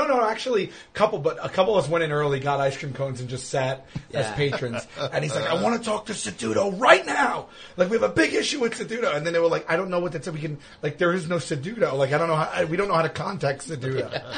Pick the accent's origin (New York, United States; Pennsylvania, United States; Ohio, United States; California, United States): New York, United States; Staten Island; I split my time between Rosebank and St. George by the ferry.